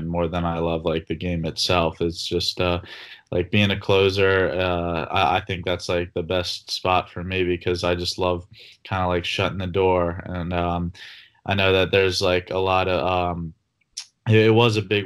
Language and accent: English; Philadelphia, Pennsylvania, United States; I'm from Philadelphia